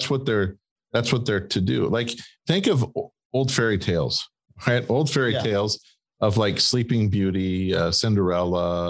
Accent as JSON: {"language": "English", "town": "Green Bay", "region": "Wisconsin", "country": "United States", "said": "We're from Green Bay"}